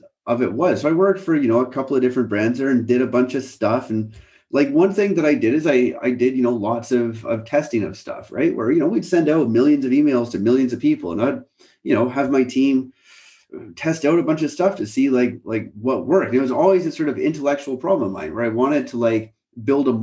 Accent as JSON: {"language": "English", "country": "Canada", "tie": "born or raised there", "moved": "as an adult", "lives_now": "United Kingdom", "said": "I grew up in Canada"}